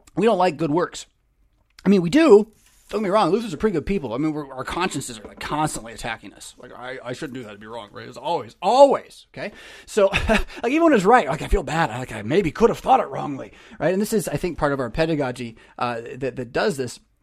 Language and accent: English; United States; my rights as an American citizen